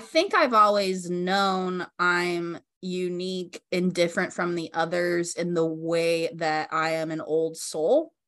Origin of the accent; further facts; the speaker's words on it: Colorado, United States; moved away as an adult; now in Laguna Beach, United States; So I grew up in Colorado, and then I decided to move to California.